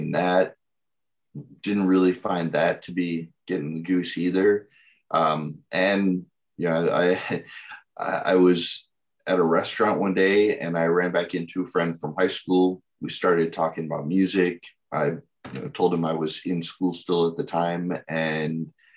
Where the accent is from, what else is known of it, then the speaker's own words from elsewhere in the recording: Wheaton, Illinois, United States; I was born and raised in Wheaton, Illinois.